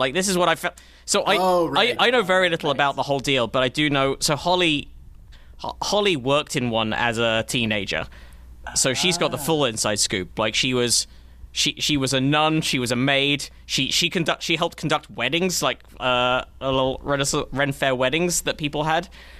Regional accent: England, United Kingdom; accent: English; moved away

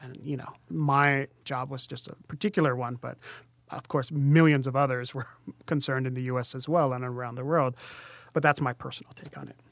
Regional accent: Native Hawaiian, United States; I went to a school that had primarily Native Hawaiian students. So he was talking to us as Native Hawaiian students

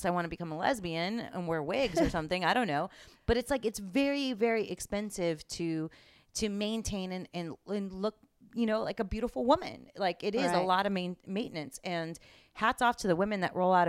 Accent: Miami, Florida, United States; moved away; I grew up in Miami

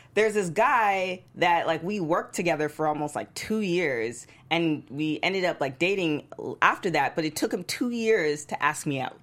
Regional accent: Canada; moved away as an adult; I was from Canada, I was so far away from home

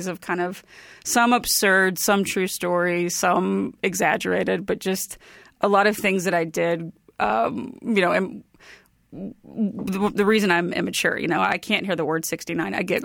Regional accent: Bay City, Texas, United States; also born or lived in Huntsville, Texas; I'm from Bay City, Texas. It's just south of Houston. And it's a small

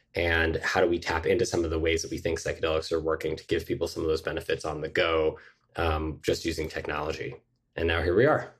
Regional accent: Mill Valley, California, United States; now in New York, United States; I grew up in Mill Valley, California

